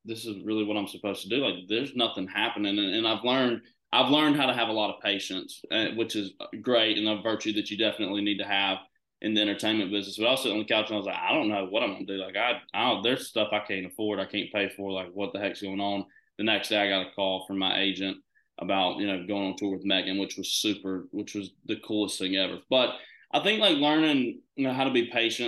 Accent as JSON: {"language": "English", "region": "Georgia", "country": "United States", "moved": "as an adult", "lives_now": "Nashville, United States", "said": "I'm from Georgia"}